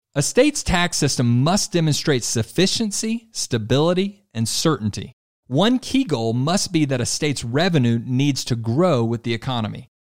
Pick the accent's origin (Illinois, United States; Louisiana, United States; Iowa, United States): Louisiana, United States; Lewis's home state and my home state as well, Louisiana